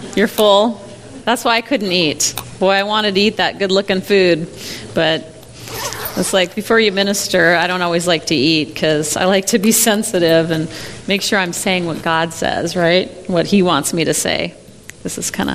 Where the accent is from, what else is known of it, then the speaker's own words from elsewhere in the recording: Moorhead, Minnesota, United States; also born or lived in Fargo, North Dakota; now in Iowa, United States; I grew up in Minnesota, so I'm a native Minnesotan.